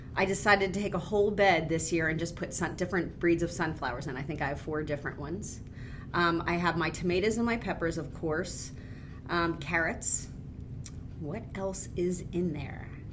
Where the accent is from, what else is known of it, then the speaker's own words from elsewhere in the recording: Boyertown, Pennsylvania, United States; also born or lived in Gilbertsville; I grew up in Boyertown